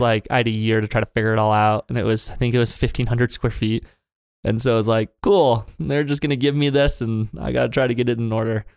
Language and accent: English; Okemos, Michigan, United States; moved away as an adult; I grew up in a sub-, suburb of Lansing, Michigan called Okemos, Michigan.